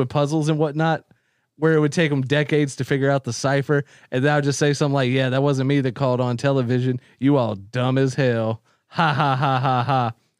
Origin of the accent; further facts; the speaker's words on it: Myrtle Beach, South Carolina, United States; I'm from Myrtle Beach, South Carolina.